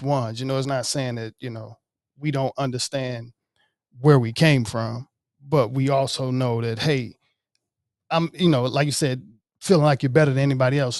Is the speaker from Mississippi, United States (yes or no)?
yes; Jackson, Mississippi, United States; moved away; also born or lived in Marietta, Georgia; I grew up playing cello in West Jackson